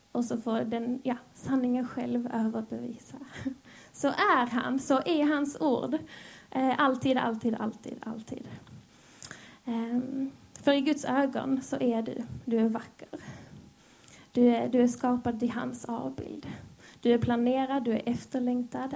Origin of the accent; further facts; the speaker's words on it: Skåne, Sweden; accent: Scanian (skånska); also born or lived in Helsingborg; Jag hoppas ni hänger med på min skånska.